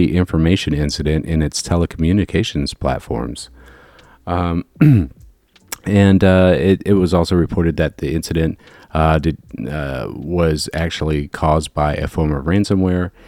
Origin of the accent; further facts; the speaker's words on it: Jacksonville, United States; moved away; also born or lived in Chicago; back in my hometown